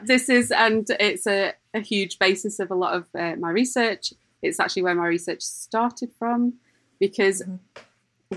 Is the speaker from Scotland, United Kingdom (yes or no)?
no; Lancashire, North West England, United Kingdom; also born or lived in Dublin; I'm actually from Lancashire